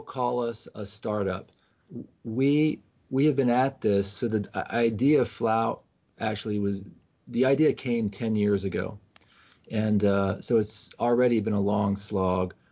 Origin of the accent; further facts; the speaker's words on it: Washington, District of Columbia, United States; I grew up in Washington D.C.